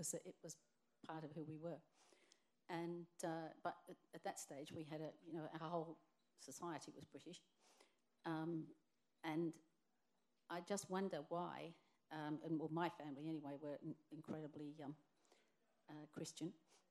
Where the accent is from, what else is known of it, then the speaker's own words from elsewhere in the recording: Sydney, New South Wales, Australia; moved away as an adult; now in London, United Kingdom; I was born in Sydney.